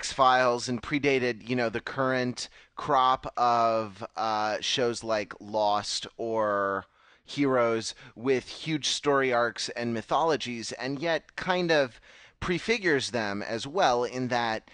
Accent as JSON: {"language": "English", "town": "Los Angeles", "region": "California", "country": "United States", "moved": "yes", "said": "I'm from Los Angeles originally"}